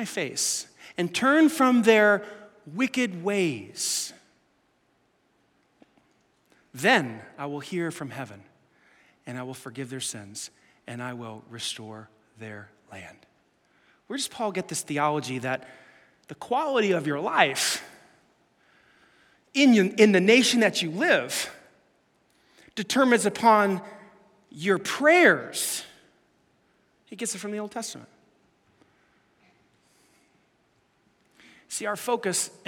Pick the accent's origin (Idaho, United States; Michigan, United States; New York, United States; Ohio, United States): New York, United States; New York City; I grew up in Staten Island